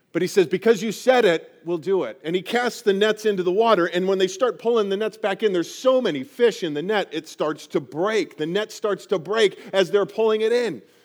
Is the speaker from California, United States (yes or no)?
no; Colorado, United States; I grew up in Colorado and grew up right in the foothills, right at the base of the Rocky Mountains